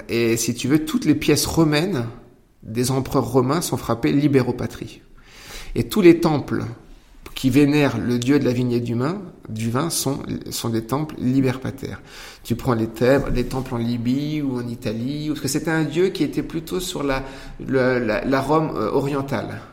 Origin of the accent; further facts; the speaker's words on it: Poitou, Nouvelle-Aquitaine, France; moi je viens du Poitou, j'ai ma culture